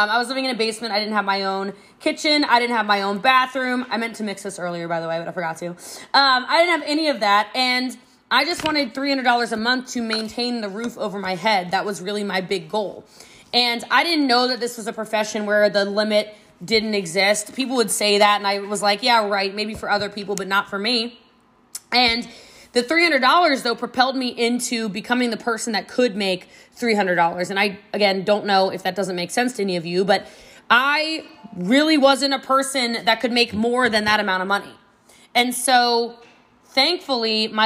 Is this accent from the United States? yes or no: yes; Frisco, Texas, United States; I am from Frisco, Texas